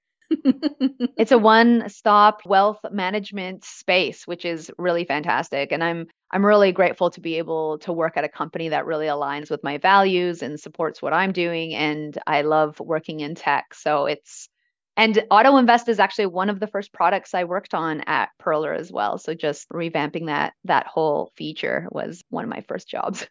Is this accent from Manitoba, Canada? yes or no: no; Vancouver, British Columbia, Canada; moved away as an adult; now in Australia; I grew up in Vancouver